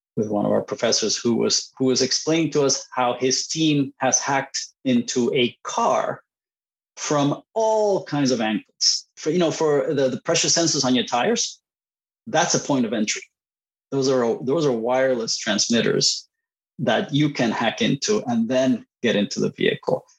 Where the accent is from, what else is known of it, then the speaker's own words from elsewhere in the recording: Puerto Rico; first language Spanish; English is a second language; moved away as an adult; also born or lived in Costa Rica / Boston, United States; I was born in, in Puerto Rico, and uh, spent my childhood uh, between Puerto Rico and Costa Rica. So my, my native language is Spanish